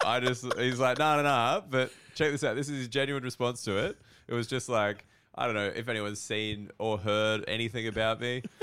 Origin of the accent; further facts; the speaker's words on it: Australia; growing up in Australia